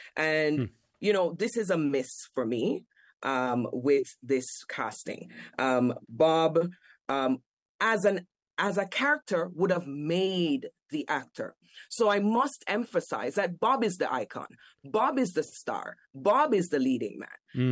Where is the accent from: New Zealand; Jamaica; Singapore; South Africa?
Jamaica; Kingston; moved away as an adult; as a child growing up in Jamaica, I only came here at age 21. Mm. I grew up in Kingston 11, the fringes, the inner cities.